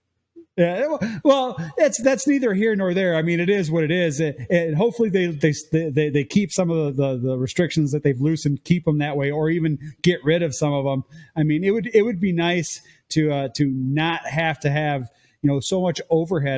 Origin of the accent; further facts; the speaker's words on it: Illinois, United States; moved away as an adult; now in Ontario, Canada; I'm originally from Illinois